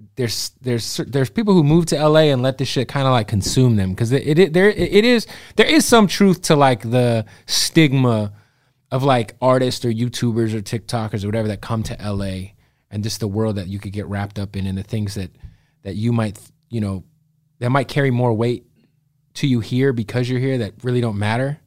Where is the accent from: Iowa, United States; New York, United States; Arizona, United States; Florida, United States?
Arizona, United States; Phoenix; when I was a kid, we used to drive up and down the strip in Phoenix.